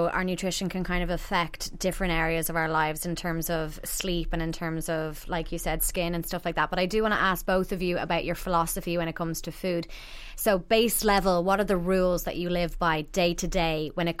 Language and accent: English; Ireland; as Irish women